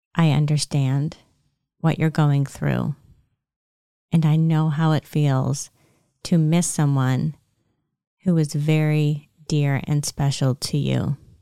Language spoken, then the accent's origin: English; Lancaster County, Pennsylvania, United States; I grew up in Lancaster County, Pennsylvania